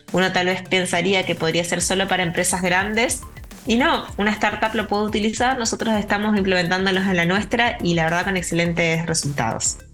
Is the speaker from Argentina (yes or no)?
yes; Posadas, Misiones, Argentina; volví a mi ciudad natal, Posadas, en la provincia de Misiones.